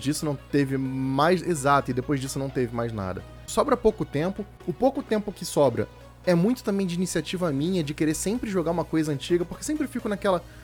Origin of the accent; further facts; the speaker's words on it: Rio de Janeiro, Brazil; now in São Paulo, Brazil; Quando eu mudei para São Paulo, eu sou do Rio de Janeiro